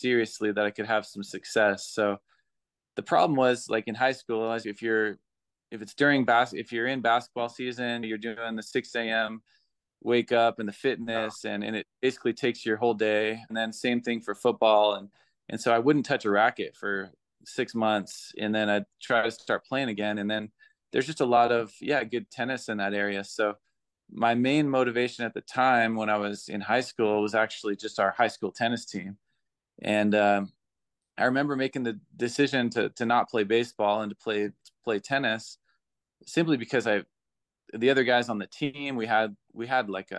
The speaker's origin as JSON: {"language": "English", "town": "Palm Springs", "region": "California", "country": "United States", "tie": "born or raised there", "also_born_or_lived": "Santa Barbara, California / Utah", "moved": "yes", "lives_now": "Las Vegas, United States"}